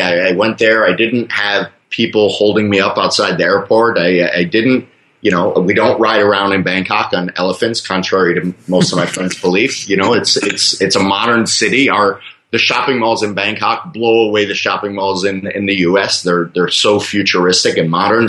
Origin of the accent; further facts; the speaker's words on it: Fort Lauderdale, Florida, United States; moved away as an adult; also born or lived in Michigan; now in Thailand; I, I, was born in Michigan, but I was raised in Fort Lauderdale